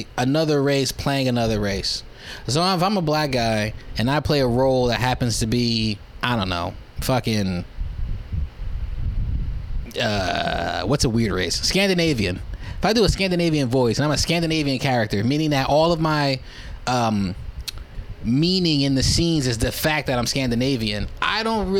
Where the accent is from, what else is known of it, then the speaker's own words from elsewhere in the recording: United States; I'm from America